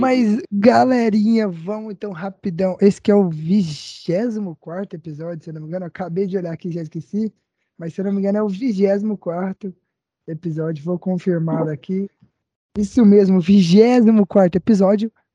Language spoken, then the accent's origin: Portuguese; Goiás, Brazil; nós três, que somos goianos do pé rachado